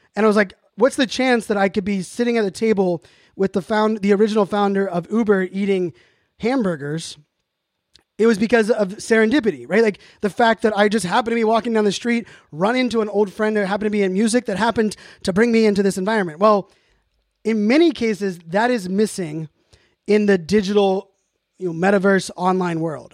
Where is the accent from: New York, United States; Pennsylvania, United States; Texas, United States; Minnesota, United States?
Pennsylvania, United States; Pittsburgh; moved away; also born or lived in Virginia Beach; When I grew up in Pittsburgh